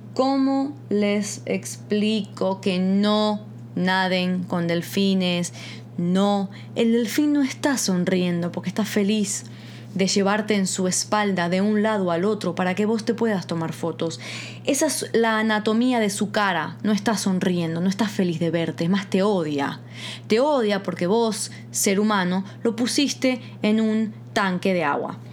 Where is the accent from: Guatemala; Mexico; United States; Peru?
Guatemala; moved away; yo me crié 10 años en Guatemala